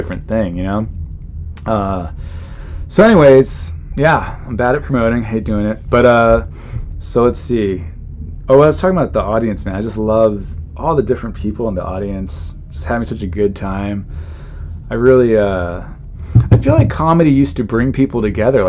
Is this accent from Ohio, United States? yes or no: no; Southern California, United States; I grew up in Southern California.